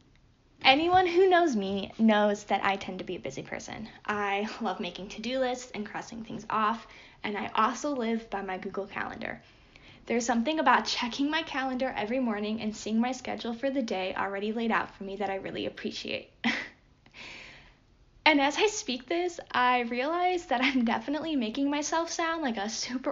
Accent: Cleveland, Ohio, United States; moved away; I'm originally from the Cleveland area

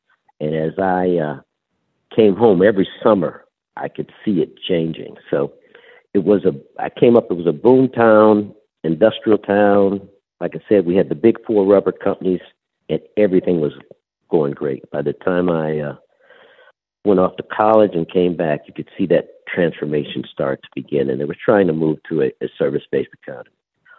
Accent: Akron, Ohio, United States; Akron, Ohio.

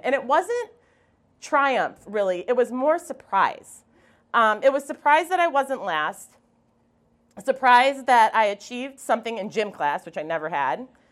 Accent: Wisconsin, United States; moved away; also born or lived in Alaska; I come from Wisconsin. I'm very proud of that fact

